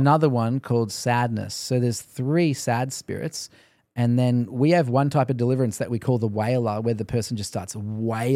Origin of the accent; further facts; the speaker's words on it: Australia; moved away; also born or lived in Canada; I think God sent me as an Australian to Canada